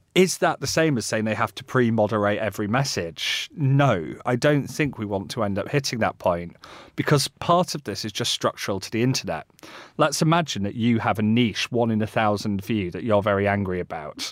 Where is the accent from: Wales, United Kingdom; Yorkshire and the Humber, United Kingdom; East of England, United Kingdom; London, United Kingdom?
Yorkshire and the Humber, United Kingdom; Yorkshire moors; I grew up on the Yorkshire moors.